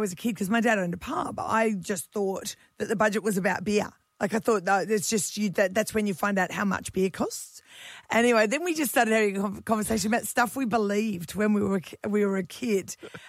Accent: Margaret River, Western Australia, Australia; I was born in Margaret River. My dad was born in Margaret River.

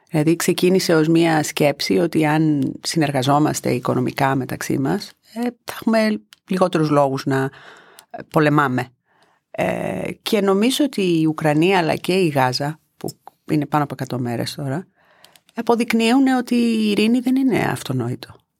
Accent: Greece; Η Ελλάδα είναι η πατρίδα μου και η Ευρώπη είναι το σπίτι μου.

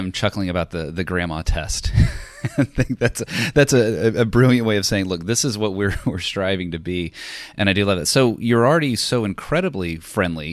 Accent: Dallas, Texas, United States; now in Phoenix, United States; My hometown

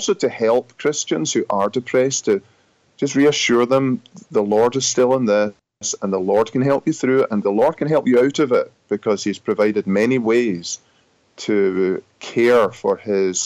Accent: Scotland, United Kingdom; accent: Scottish; moved away as an adult; also born or lived in Grand Rapids, Michigan, United States; now in United States; I'm from Scotland originally. I pastored there for 12, 13 years and was called to serve in the U.S. in 2007. I've been here since then and now very happily an American citizen, but still with a Scottish accent

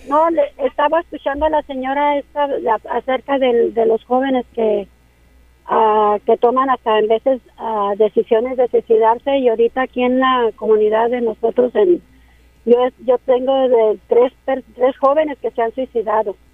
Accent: Chihuahua, Mexico; also born or lived in Ciudad Juárez, Mexico; now in Sacramento, United States; soy de Chihuahua.

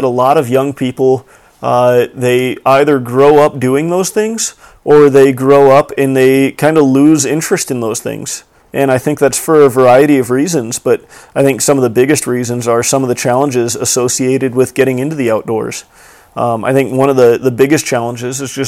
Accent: Illinois, United States; now in Montana, United States; I'm a 26-year-old living in Montana, but I was born and raised in Illinois

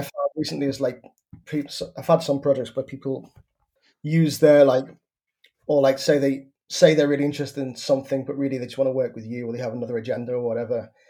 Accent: Liverpool, North West England, United Kingdom; my beach in my hometown. And I was like, oh, wow, so you've come all the way to this small town in North Liverpool

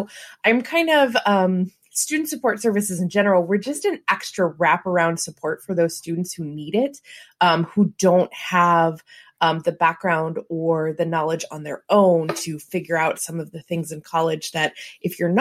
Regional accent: St. Louis, Missouri, United States; I'm from St. Louis

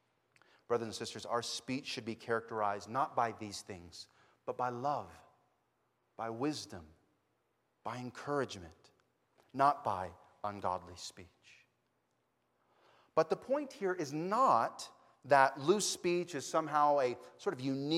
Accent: Texas, United States; you know I'm from Texas, so I'm an American. I'm a Protestant, you know, just because of wherever I'm from.

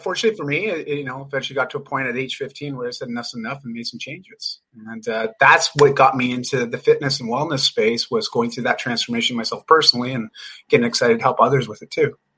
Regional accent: Canada; also born or lived in Vancouver, British Columbia; I'm just Canadian. live in Vancouver

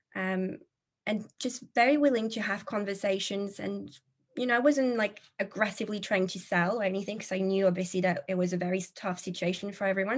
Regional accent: France; moved away as an adult; now in England, United Kingdom; I'm originally from France, but like you mentioned, living in England, it's been about a decade or so now living the expat life.

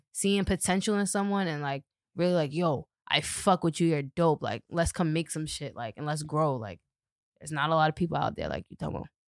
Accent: Boston, Massachusetts, United States; I grew up in Dorchester

